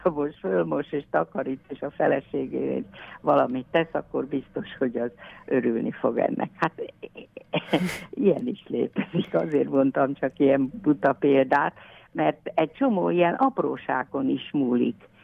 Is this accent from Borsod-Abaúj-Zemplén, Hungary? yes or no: no; Leányfalu, Pest, Hungary; én is itt születtem